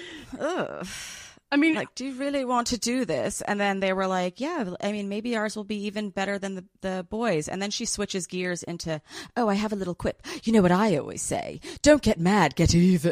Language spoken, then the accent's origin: English; New York City, New York, United States; I grew up in New York City